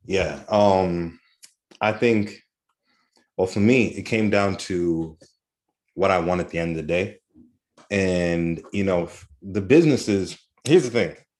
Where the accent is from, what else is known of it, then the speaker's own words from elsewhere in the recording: Kenya; I'm Kenyan